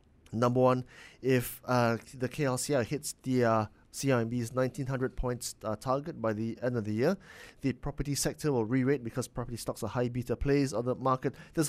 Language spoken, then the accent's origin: English; Penang, Malaysia; because Melissa, you and I come from Penang, mm-hmm.